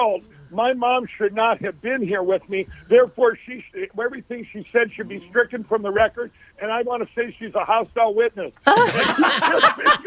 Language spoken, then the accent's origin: English; Chaska, Minnesota, United States; I grew up in Chaska